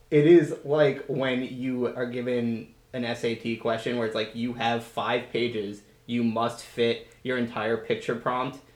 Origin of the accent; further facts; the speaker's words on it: New Jersey, United States; I'm from New Jersey